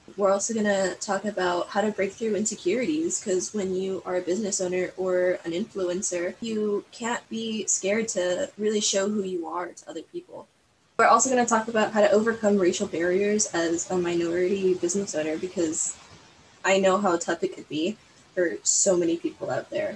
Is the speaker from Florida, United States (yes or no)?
yes; Miami, Florida, United States; I'm born and raised in Miami, but my pretty much my whole family is from Cuba